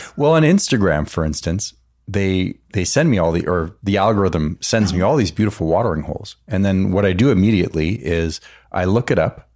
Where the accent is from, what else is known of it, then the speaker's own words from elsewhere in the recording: East Coast, United States; moved away; also born or lived in Orange County; growing up on the East Coast